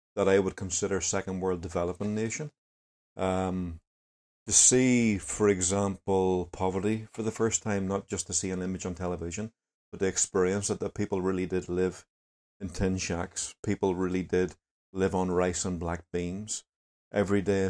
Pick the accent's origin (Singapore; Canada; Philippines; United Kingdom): United Kingdom; Lurgan, Northern Ireland; also born or lived in Venezuela; from O'Gannon.